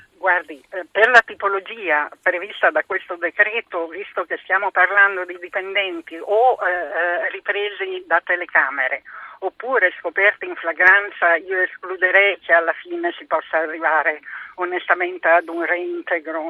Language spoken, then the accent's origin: Italian; Emilia-Romagna, Italy; accent: Romagnol; io in realtà sono nata in Romagna